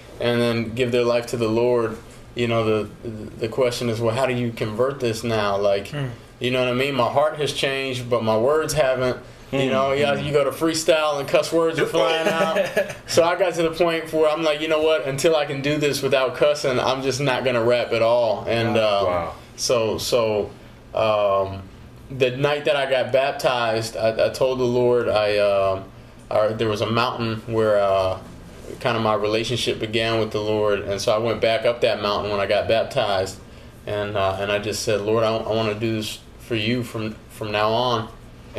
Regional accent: Arizona, United States; I'm from Arizona

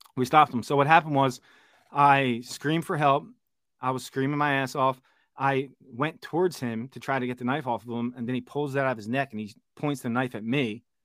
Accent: Philadelphia, Pennsylvania, United States; moved away as an adult; Born and raised in Philadelphia. Spent twenty-five years of my thirty-four years living there

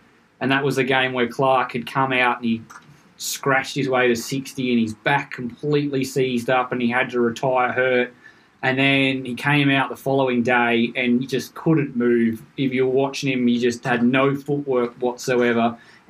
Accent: Australia; it was just this overwhelming feeling of relief for me as an Australian cricket fan

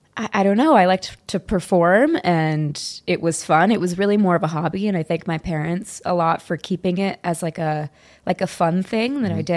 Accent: San Luis Obispo, California, United States; No, born and raised California.

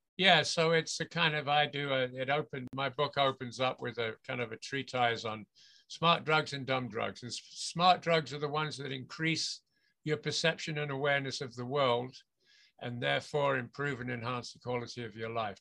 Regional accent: England, United Kingdom; moved away as an adult; now in Vancouver, Canada; I'm from England originally. I was born and grew up in the UK, and I left there permanently when I was about uh, 20, 23, 24, something like that.

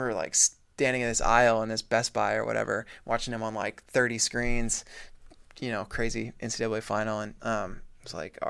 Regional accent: Colorado, United States; I didn't grow up in Wyoming. I grew up in Colorado.

